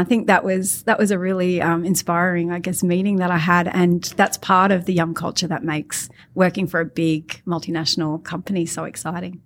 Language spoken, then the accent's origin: English; Australia; I'm Australian bogan.